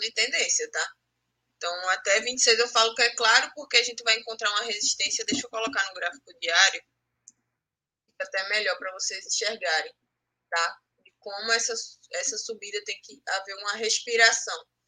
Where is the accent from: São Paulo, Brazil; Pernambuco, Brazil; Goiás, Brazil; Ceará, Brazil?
Pernambuco, Brazil; eu sou pernambucana, mas minha mãe é cearense